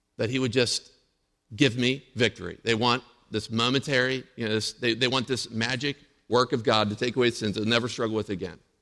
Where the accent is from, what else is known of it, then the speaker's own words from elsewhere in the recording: Indiana, Pennsylvania, United States; in Indiana, Pennsylvania. That's where I grew up, born and raised in Indiana.